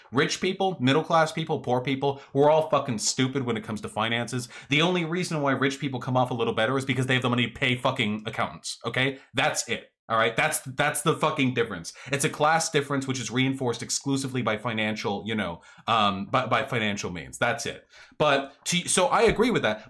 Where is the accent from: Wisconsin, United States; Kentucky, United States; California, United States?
California, United States; Beverly Hills; I grew up in Beverly Hills